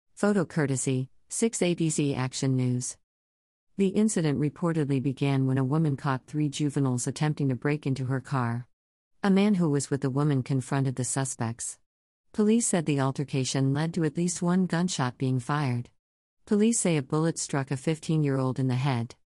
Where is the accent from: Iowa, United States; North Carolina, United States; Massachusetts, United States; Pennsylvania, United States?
Pennsylvania, United States; Philadelphia; As a Philadelphia native growing up in Philly